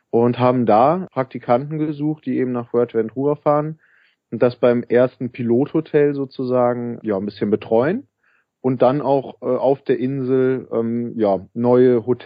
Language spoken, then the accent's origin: German; Cologne, North Rhine-Westphalia, Germany; also ich komme aus Köln ursprünglich, äh, bin hier aufgewachsen